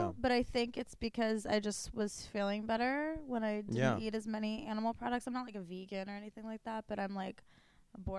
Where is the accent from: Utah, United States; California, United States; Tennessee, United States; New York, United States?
California, United States; Sacramento; I'm from Sacramento